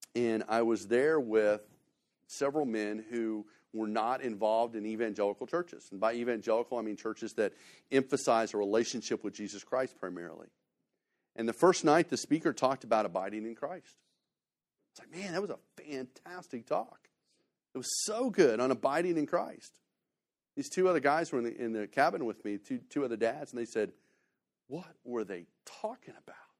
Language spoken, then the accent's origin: English; Missouri, United States; moved away; also born or lived in Texas; I'm from Missouri